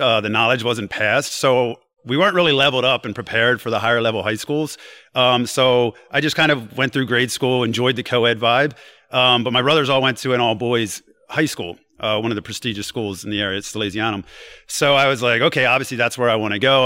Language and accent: English; New Castle, Delaware, United States; I come from Newcastle, Delaware, and like I had some rough, you know. Uh, experiences growing there